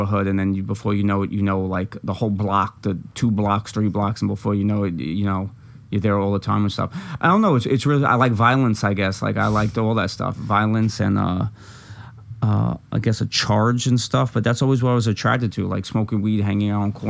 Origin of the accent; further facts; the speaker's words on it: New York City, New York, United States; also born or lived in Long Island; I'm from Brooklyn